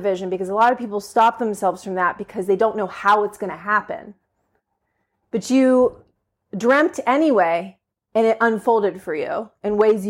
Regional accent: Pittsburgh, Pennsylvania, United States; but I'm from the Pittsburgh area.

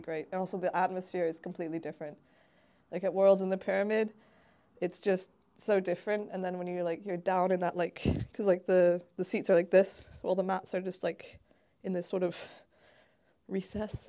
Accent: Hamilton, Ontario, Canada; moved away as an adult; now in Bristol, United Kingdom; in my hometown of Hamilton, Ontario

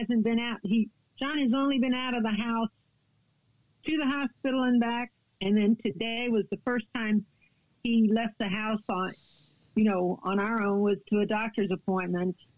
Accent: San Antonio, Texas, United States; moved away as an adult; now in Kentucky, United States; I'm from San Antonio, Texas, and I was born there

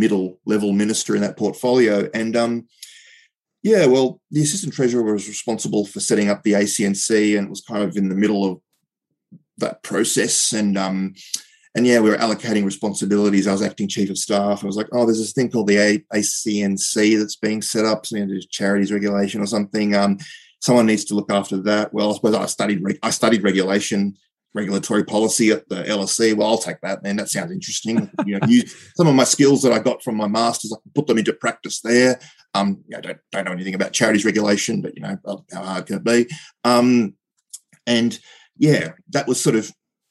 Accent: Brighton, Victoria, Australia; also born or lived in Poland; We lived in Brighton as soon as we came. So, we came from Poland, came to Australia, and, grew up as a kid with sort of two identities

